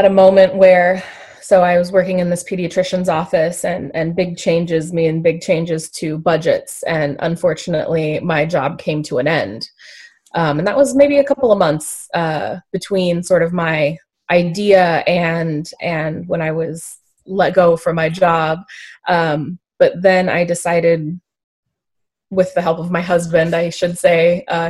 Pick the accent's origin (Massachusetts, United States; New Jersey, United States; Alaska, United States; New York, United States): Alaska, United States; I was born and raised in Alaska. I've lived here my whole life